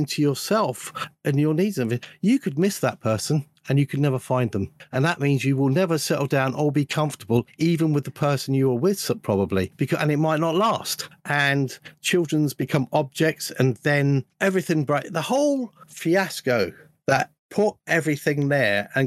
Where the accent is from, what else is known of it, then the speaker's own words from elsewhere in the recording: London, United Kingdom; moved away; I was brought up in London. I got out of there